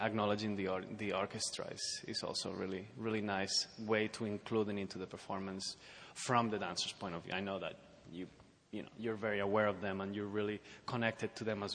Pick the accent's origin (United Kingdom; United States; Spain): Spain; moved away; I come from Spain